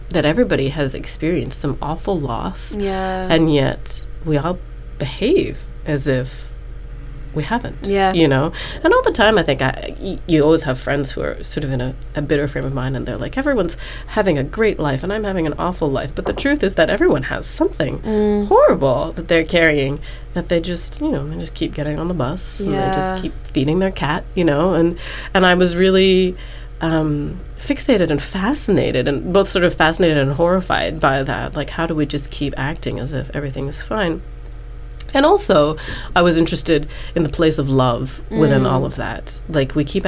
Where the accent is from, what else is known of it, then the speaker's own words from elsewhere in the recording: Singapore; moved away; my experiences of growing up in Singapore